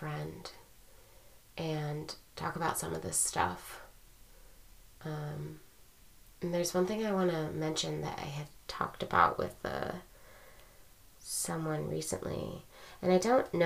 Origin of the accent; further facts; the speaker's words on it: United States; being U.S. born and raised